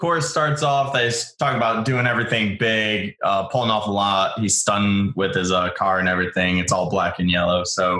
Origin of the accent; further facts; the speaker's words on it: Michigan, United States; I'm from Michigan